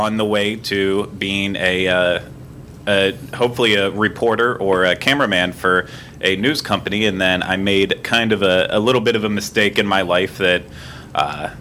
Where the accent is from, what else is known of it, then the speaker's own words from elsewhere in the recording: Pittsburgh, Pennsylvania, United States; also born or lived in Ohio; I was born in Ohio, raised in Pittsburgh area.